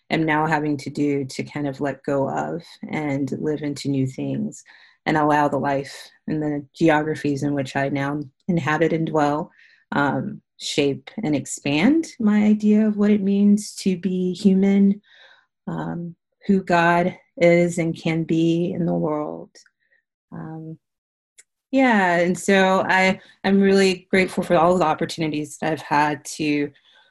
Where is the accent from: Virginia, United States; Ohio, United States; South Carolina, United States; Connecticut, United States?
South Carolina, United States; moved away as an adult; now in Houston, United States; I grew up in South Carolina, a preacher's kid.